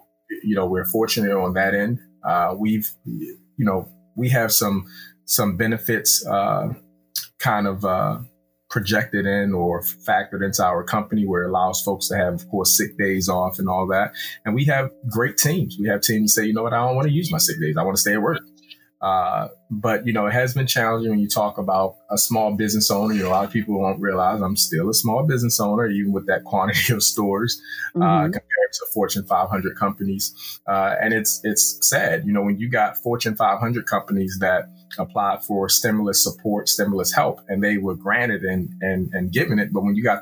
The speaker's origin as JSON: {"language": "English", "town": "Baltimore", "region": "Maryland", "country": "United States", "said": "I am from Baltimore City."}